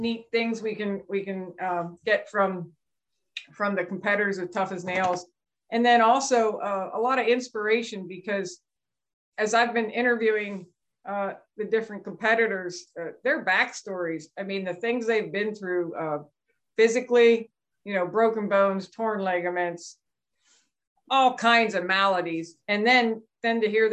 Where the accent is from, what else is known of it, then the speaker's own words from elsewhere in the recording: Lancaster County, Pennsylvania, United States; also born or lived in Juniata County, Pennsylvania / Camp Lejeune, North Carolina; I grew up in Lancaster County, but we moved up to Juniata County, Pennsylvania about 5